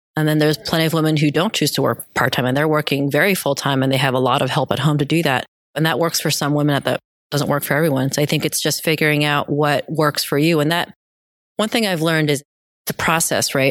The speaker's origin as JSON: {"language": "English", "region": "central New Jersey", "country": "United States", "tie": "born or raised there", "also_born_or_lived": "South Korea / New York City", "said": "I was actually born in Korea, South Korea. We moved here when I was two, going back a little bit before eighth grade. But fast forward to eighth grade, I was living in New Jersey, central New Jersey"}